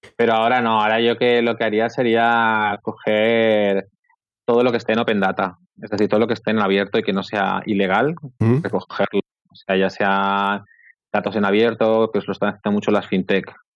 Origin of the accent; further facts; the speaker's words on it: Barcelona, Catalonia, Spain; Yo soy de Barcelona